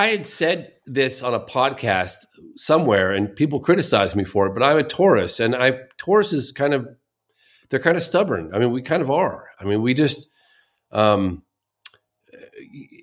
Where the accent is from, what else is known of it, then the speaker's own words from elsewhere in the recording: Exeter, South West England, United Kingdom; moved away; I was born in Exeter.